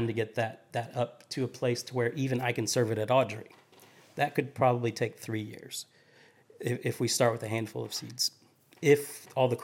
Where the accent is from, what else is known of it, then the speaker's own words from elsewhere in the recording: Appalachia, United States; also born or lived in Charleston, South Carolina; now in Nashville, United States; the mountains where I grew up in Appalachia